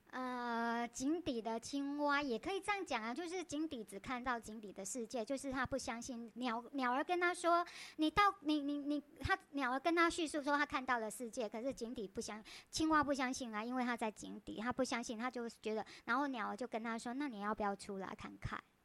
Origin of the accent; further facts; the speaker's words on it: Taiwan; 我们台湾人就讲苹果